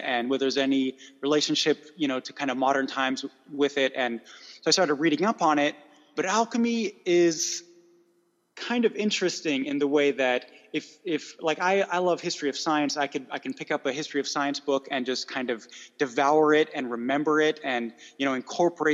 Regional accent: United States; accent: American; my horrible American accent

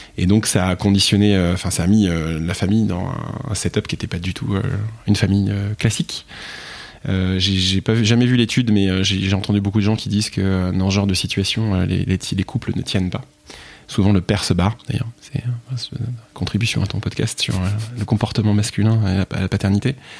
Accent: Picardy, Hauts-de-France, France; moved away; je suis de Picardie

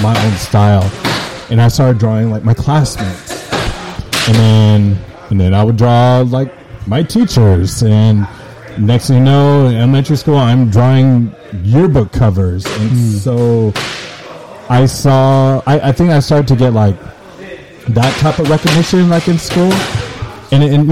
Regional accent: San Francisco, California, United States; I went to Philip Burton High School in SF.

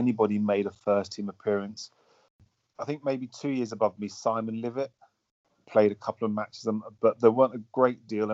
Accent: London, United Kingdom; also born or lived in Hackney; I spent most of my childhood around the Bermondsey, Surrey Quays area

